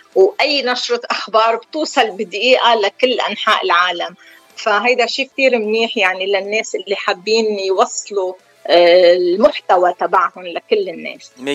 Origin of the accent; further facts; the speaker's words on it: Deir Mimas, South Governorate, Lebanon; moved away as an adult; now in San Diego, United States; انا من دير ميماس قضاء مرجعيون بجنوب لبنان صار لي 28 سنه بسان دييغو كاليفورنيا